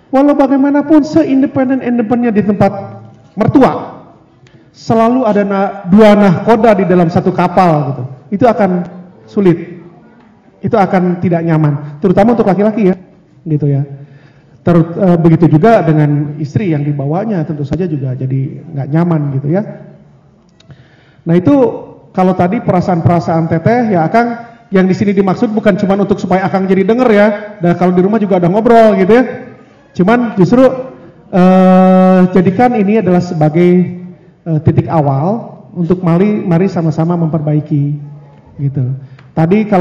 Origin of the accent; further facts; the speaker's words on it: West Java, Indonesia; Saya kebetulan orang Sunda. Kalau budiah juga orang Sunda, lebih gampang nyesuaiinnya.